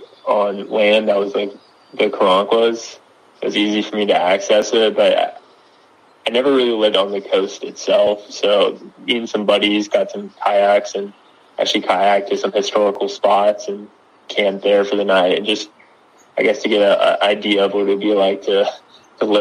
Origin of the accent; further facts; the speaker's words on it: Friendswood, Texas, United States; I'm originally from a town called Friendswood, and it's between Houston and Galveston.